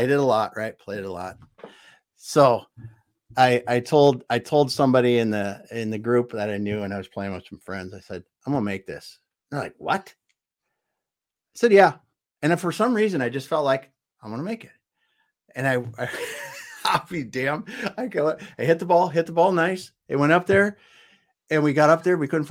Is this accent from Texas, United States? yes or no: no; South Dakota, United States; moved away; I grew up in South Dakota